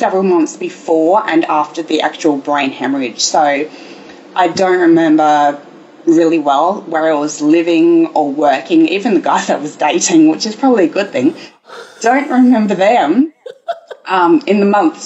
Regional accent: Brisbane, Queensland, Australia; I grew up in sunny Brisbane in Australia, Queensland

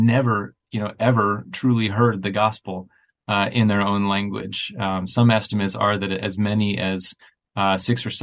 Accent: United States; also born or lived in greater Chicago area; I'm an American, I'm living in the greater Chicago area

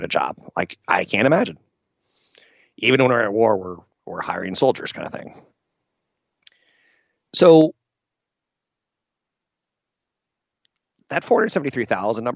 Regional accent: United States; me being American

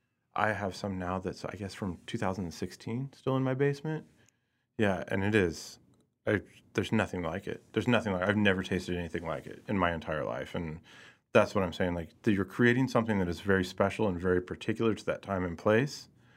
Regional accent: Lee's Summit, Missouri, United States; also born or lived in Hutchinson, Kansas / Pleasant Hill, Missouri / Kansas City; I did grow up in Lee Summit

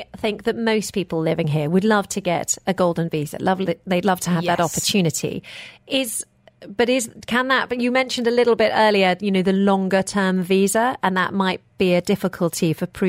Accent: United Kingdom; Now, obviously, I'm British.

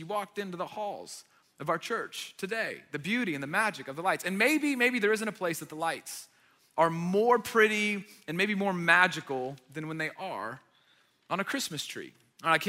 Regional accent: Marietta, Georgia, United States; I grew up in Marietta.

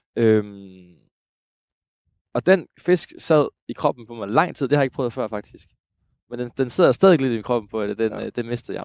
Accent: Jutland, Denmark; Jeg er jo, jeg er jo rigtig jyde

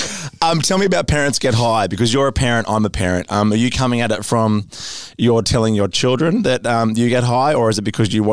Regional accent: Australia; as full Australian

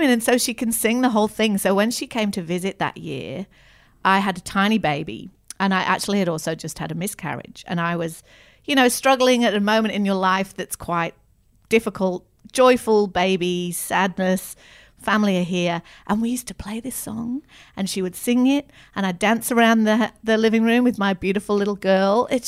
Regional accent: the north of England, United Kingdom; I don't identify strongly as an English person. But growing up in the north of England, I do identify as a northerner.

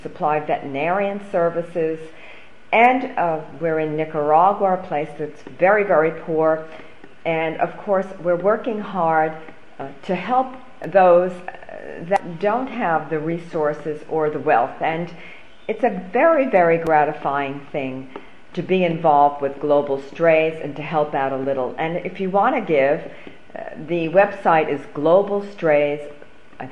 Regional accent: Long Island, New York, United States; I grew up on Long Island.

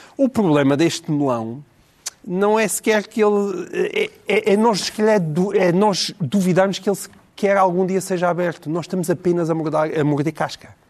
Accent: Portalegre, Alentejo, Portugal; Eu sou de Porto Alegre

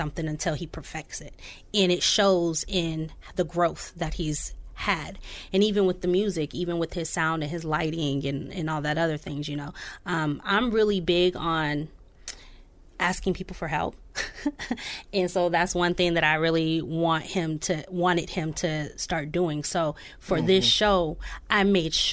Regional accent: Oceanside, California, United States; now in Peoria, United States; my hometown too, Oceanside, California

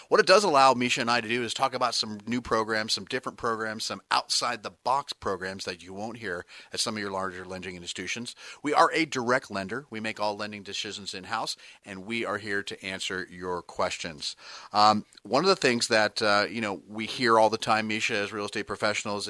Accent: Bay Area, California, United States; Born and bred in the Bay Area

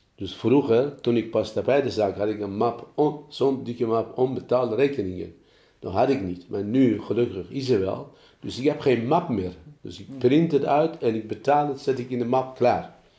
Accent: Iran; Dutch is a second language; moved away as an adult; also born or lived in Germany; now in Apeldoorn, Netherlands; ik uit Iran kom

